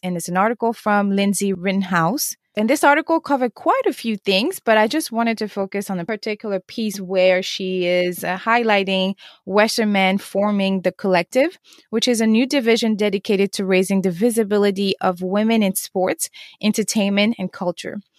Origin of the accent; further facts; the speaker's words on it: Senegal; moved away; also born or lived in Cape Verde; I was born and raised in Senegal, and I'm from Cape Verde, which is um, a Portuguese island